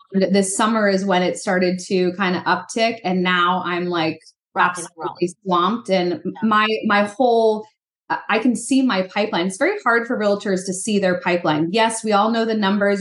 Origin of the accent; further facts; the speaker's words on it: East Coast, United States; I grew up on the East Coast too.